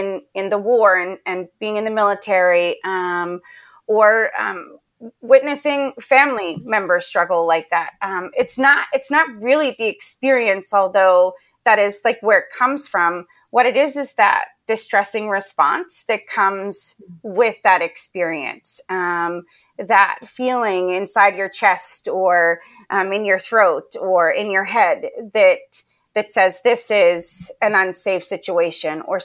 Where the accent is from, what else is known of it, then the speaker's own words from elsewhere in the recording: Pennsylvania, United States; moved away as an adult; now in Charlotte, United States; I grew up in Pennsylvania, and I loved living there